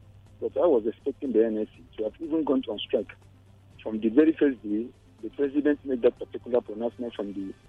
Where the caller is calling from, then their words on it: Senegal; I'm telling you from Senegal